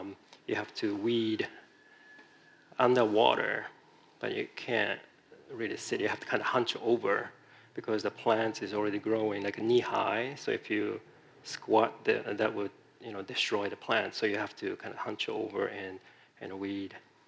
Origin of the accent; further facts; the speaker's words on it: Japan; also born or lived in Virginia, United States; now in San Francisco, United States; I'm originally from Japan. I came to the United States, it's been a long time, 27 years or so ago.